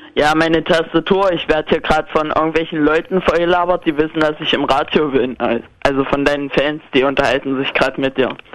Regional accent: East Germany, Germany; Ich wurde in der DDR noch geboren, aber eins der letzten DDR-Kinder

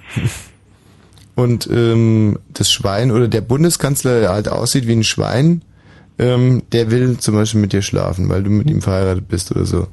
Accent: Bavaria, Germany; aus meiner Heimat aus Bayern

